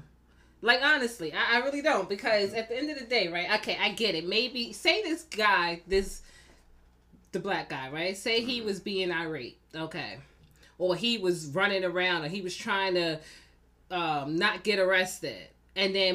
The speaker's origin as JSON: {"language": "English", "town": "New York City", "region": "New York", "country": "United States", "tie": "born or raised there", "said": "Born and raised in Brooklyn"}